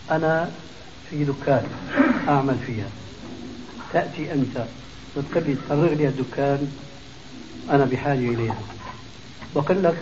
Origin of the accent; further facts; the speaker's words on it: Damascus Governorate, Syria; يعني الخلو خلو رجل بخلو عندنا بالشام يسموها فرويه